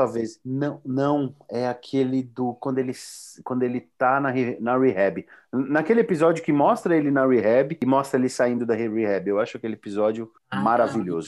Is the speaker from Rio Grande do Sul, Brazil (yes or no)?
no; São Paulo, Brazil; Eu, como paulistano